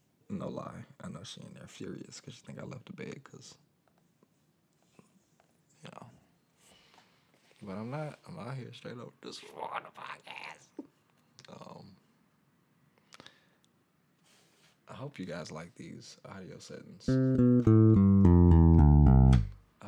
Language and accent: English; Atlanta, Georgia, United States; also born or lived in Mississippi; I'm from Atlanta, Georgia. I was born in Mississippi.